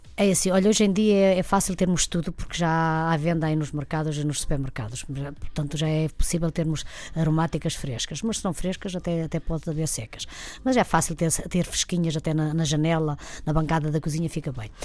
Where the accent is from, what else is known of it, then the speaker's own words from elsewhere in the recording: Trás-os-Montes, Portugal; moved away; eu sou mesmo de Trás-os-Montes